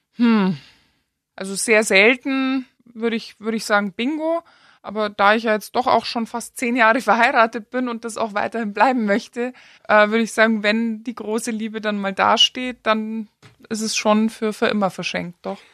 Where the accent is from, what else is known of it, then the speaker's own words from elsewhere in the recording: Germany; now in Austria; als Deutscher mit deutschem Pass